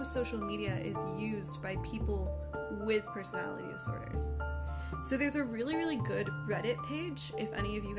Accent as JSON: {"language": "English", "country": "Canada", "said": "my own country of Canada. I'm from Canada"}